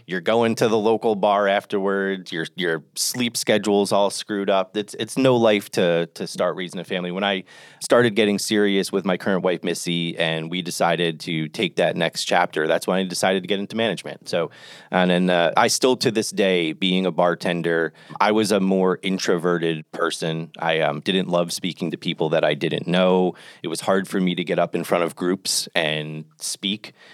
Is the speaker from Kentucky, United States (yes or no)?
no; Toms River, New Jersey, United States; moved away as an adult; I grew up in New Jersey, though. Uh, I, for the, you know, first twenty years of my life, Tom's River, New Jersey, Jersey Shore.